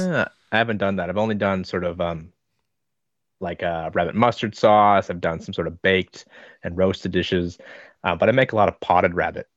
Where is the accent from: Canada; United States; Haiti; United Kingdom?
United States; Nebraska; moved away as an adult; also born or lived in Minnesota / Queensland / Victoria; now in Hobart, Australia; I grew up, spent my first twelve years in Nebraska and then another few years in Minnesota